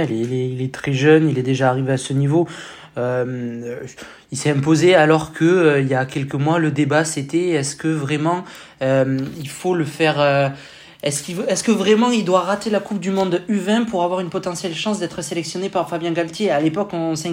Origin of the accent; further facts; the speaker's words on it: France; nous, on prend en tant que Français hein, pour les quarts de finale, hein